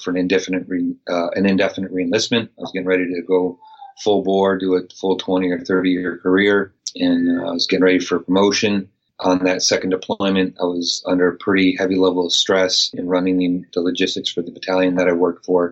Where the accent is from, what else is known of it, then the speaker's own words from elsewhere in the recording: Western Massachusetts, United States; moved away; also born or lived in Maryland; I grew up in Western Massachusetts